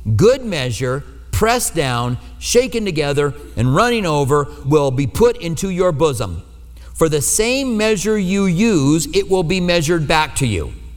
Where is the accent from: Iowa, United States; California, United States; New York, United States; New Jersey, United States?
Iowa, United States; accent: Iowa; now in Tucson, United States; my Iowa accent, all right? That's where I'm, well, I was born